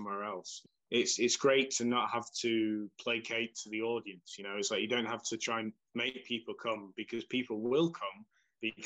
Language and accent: English; England, United Kingdom; moved away as an adult; now in Slovakia; I'm English